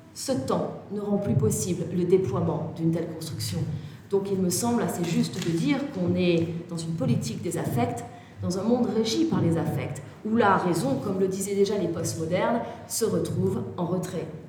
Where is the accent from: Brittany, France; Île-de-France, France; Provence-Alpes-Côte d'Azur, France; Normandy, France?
Provence-Alpes-Côte d'Azur, France; Toulon; je suis née à Toulon